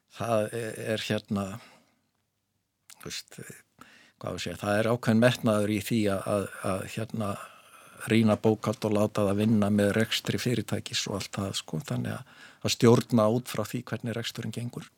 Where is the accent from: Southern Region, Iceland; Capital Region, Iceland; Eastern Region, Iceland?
Capital Region, Iceland; Reykjavík; Ég er fættur og uppalinn í Reykjavík